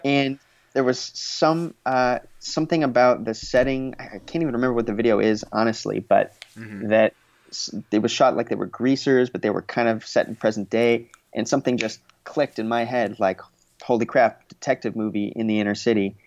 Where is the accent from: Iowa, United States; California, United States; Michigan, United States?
California, United States; Los Angeles; I grew up here in the greater Los Angeles area. I grew up in the Valley